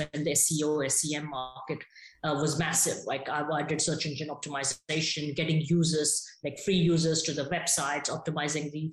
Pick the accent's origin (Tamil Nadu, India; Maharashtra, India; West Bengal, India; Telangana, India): Telangana, India; Hyderabad; moved away as an adult; I'm from Hyderabad originally, from South India